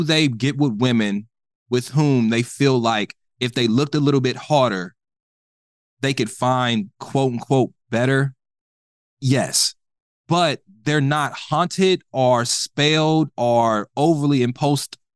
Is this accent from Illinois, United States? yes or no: no; Dayton, Ohio, United States; my small town. I'm from Dayton, Ohio